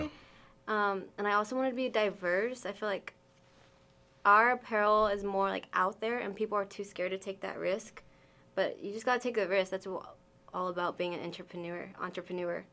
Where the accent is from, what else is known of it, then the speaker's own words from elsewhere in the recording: Arkansas, United States; also born or lived in Wyoming; I grew up here. Uh, I was moved here when I was six months old